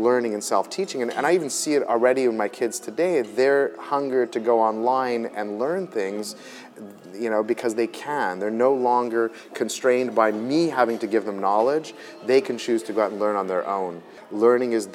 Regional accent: Montreal, Quebec, Canada; I was born in Montreal, born and bred of immigrant parents

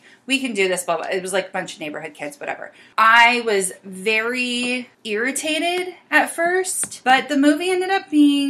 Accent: California, United States; because of course I'm a Californian, like, flower child

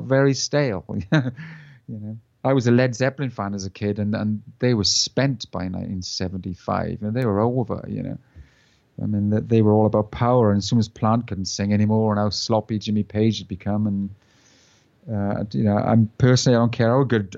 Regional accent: South Wales, United Kingdom; We're from South Wales

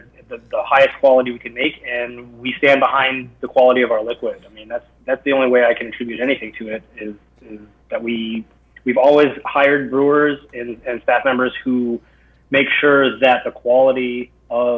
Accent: Kenai, Alaska, United States; also born or lived in California; now in Vermont, United States; I'm originally from Alaska, actually

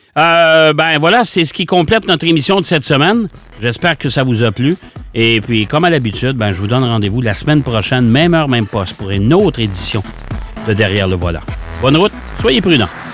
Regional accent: Quebec, Canada

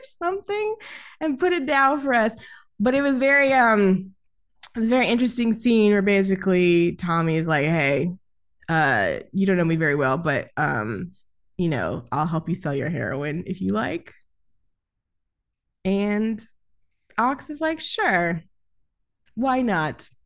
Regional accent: the South, United States; I'm from down south, so the rules are a lot different.

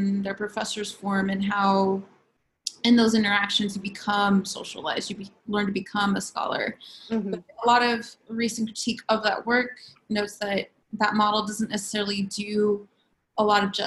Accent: Los Angeles, California, United States; moved away as an adult; also born or lived in San Bernardino, California; now in State College, United States; I'm originally from Los Angeles, California, and I moved out here about 3 summers ago

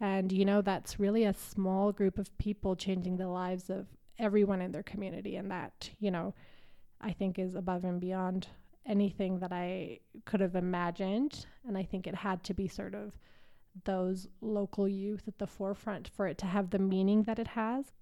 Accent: Calgary, Alberta, Canada; moved away as an adult; now in Nairobi, Kenya; I'm from Calgary

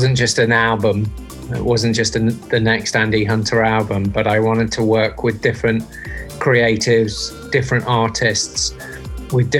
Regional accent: Leicester, East Midlands, United Kingdom; moved away; I'm from England originally, from a town called Leicester. So pretty much I grew up outside

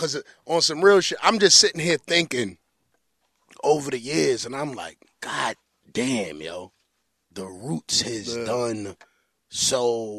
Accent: New York City, New York, United States; Now, I'm from New York. I'm from Brooklyn.

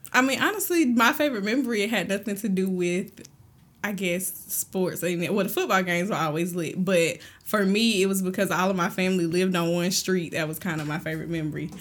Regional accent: Thomson, Georgia, United States; also born or lived in Fort Riley, Kansas; we moved to Thompson, Georgia when I was really small, so I grew up in Thompson

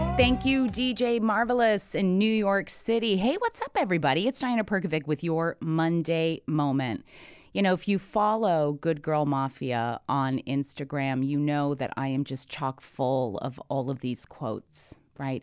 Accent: Toronto, Ontario, Canada; I'm Canadian born. I'm from Toronto. I understand concrete. I understand taxis. I understand subways. I mean, this is, you know, this is how I grew up

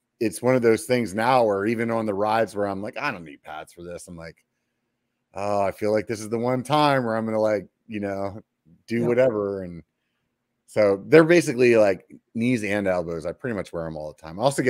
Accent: York, Pennsylvania, United States; York, like the peppermint patty

